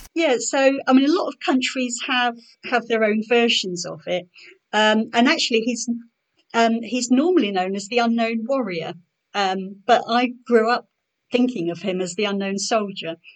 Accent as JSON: {"language": "English", "town": "Norwich", "region": "East of England", "country": "United Kingdom", "tie": "born or raised there", "lives_now": "Ipswich, United Kingdom", "said": "I was born in Norwich. I live in Ipswich now"}